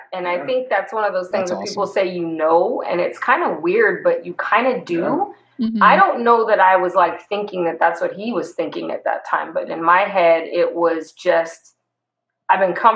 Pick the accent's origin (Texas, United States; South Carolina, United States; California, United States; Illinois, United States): California, United States; Southern; I grew up in SoCal